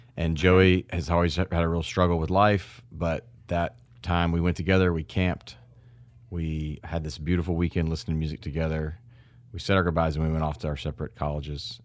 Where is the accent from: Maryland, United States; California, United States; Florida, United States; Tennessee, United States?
Tennessee, United States; Memphis; to see Memphis and to see my hometown.